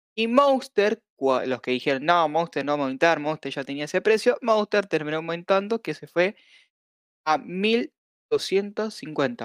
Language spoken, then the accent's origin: Spanish; Argentina; somos Argentina